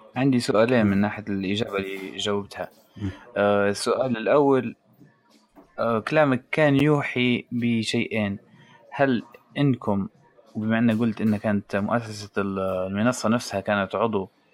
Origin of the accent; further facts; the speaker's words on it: Libya; now in Italy; احنا الليبيين